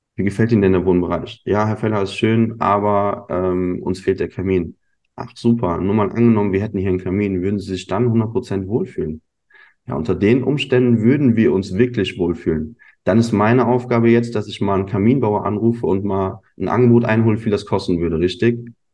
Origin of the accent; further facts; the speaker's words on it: Neuwied, Rhineland-Palatinate, Germany; also born or lived in Munich; Ich bin ursprünglich aus Neuwied. Ja, das ist eine kleine Stadt, zehn Kilometer entfernt von Koblenz. Bin hier groß geworden